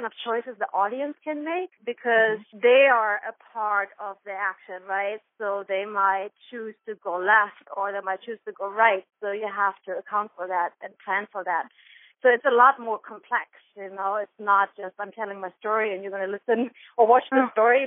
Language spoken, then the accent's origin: English; Germany; accent: German; English is a second language; moved away as an adult; now in New York, United States; I'm originally from Germany, and I moved to New York almost 15 years ago.